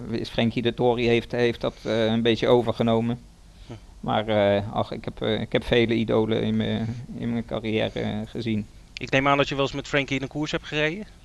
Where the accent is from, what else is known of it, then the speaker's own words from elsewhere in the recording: Limburg, Netherlands; born there; ik ben in Limburg geboren.